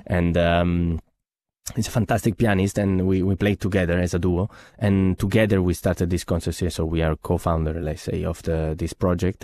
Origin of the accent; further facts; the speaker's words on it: Genoa, Liguria, Italy; moved away; I come from Genoa, which is the birthplace of Paganini